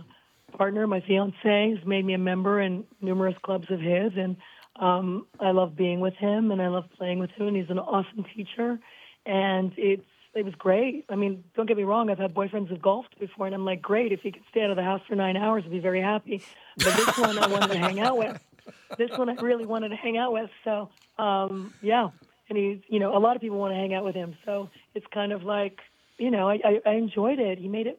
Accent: Canada; I don't apologize too often, although I am Canadian. Every other word is sorry.

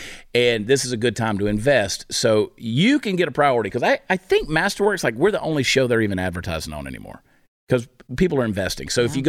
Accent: New Jersey, United States; now in Texas, United States; Well, that's a fake accent, because don't you know I'm a carpetbagger from New Jersey.

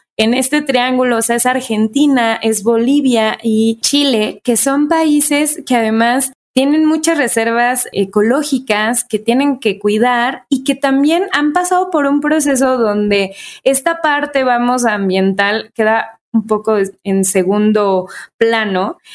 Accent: Mexico

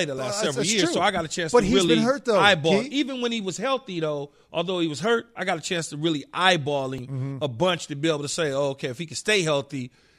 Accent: California, United States; Because I'm from California.

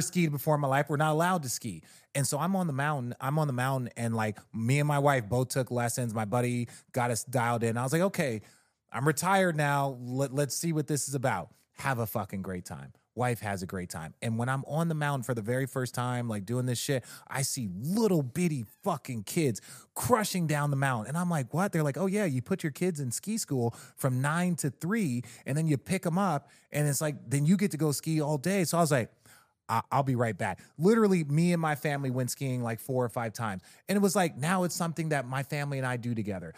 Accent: Arizona, United States; I grew up in Arizona, a lot of Mexicans

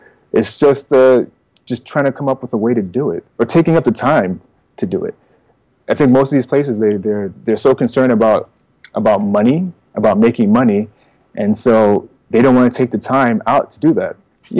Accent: East Coast, United States; I come from the East Coast, so, you know, there's this idea of, I'm not saying I don't buy into this, but this idea of, like, you know, hip-hop's on the East Coast

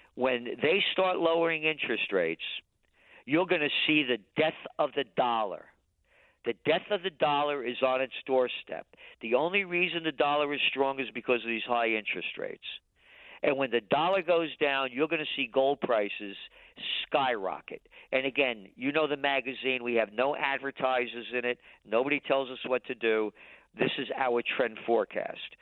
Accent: New York City, New York, United States; born in the Bronx

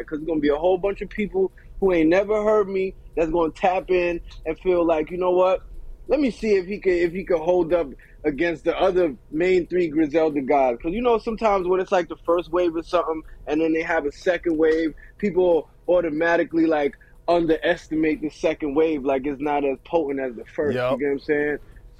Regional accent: New York City, New York, United States; also born or lived in London, United Kingdom; Like, I was born in London. I came to New York when I was 2. I lived in Queens. Then I moved to Elmont, Long Island.

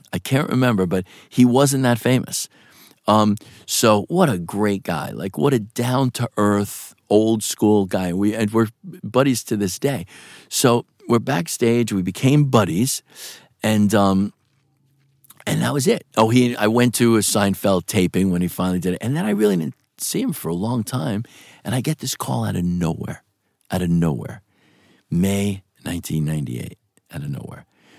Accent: New York, United States; accent: New York; And I took classes for 4 years with Gail Ross to lose my New York accent when I had to. When I have to, I can have no New York accent.

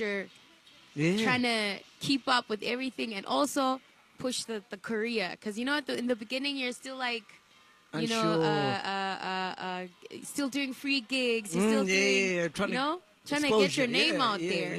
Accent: Mutare, Manicaland, Zimbabwe; moved away; also born or lived in Bulawayo, Zimbabwe / Harare, Zimbabwe; I grew up mostly in that area, in Mutare

